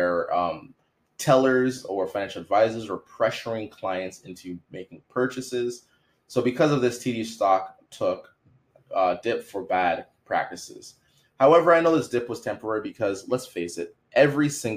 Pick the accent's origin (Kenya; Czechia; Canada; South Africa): Canada; I'm from Canada.